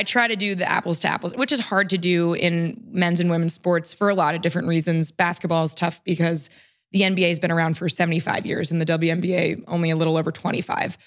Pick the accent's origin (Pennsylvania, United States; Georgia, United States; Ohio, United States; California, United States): Pennsylvania, United States; Pittsburgh; moved away as an adult; also born or lived in Washington, D.C.; Pittsburgh, we're from Pittsburgh